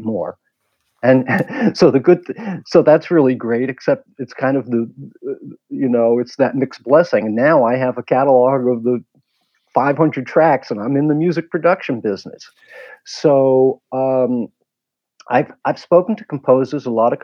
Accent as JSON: {"language": "English", "region": "New York", "country": "United States", "tie": "born or raised there", "also_born_or_lived": "Washington, D.C.", "said": "I grew up in New York."}